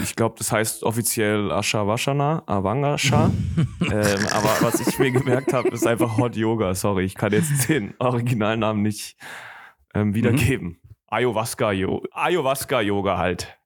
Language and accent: German; Germany; ich komme aus, ähm, ich komme aus Deutschland